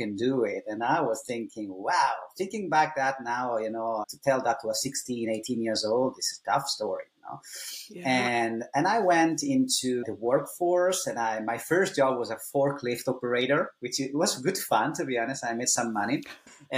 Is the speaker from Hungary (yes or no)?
no; Italy; first language Italian; English is a second language; moved away as an adult; also born or lived in Ireland; I was born in Italy back in 1984.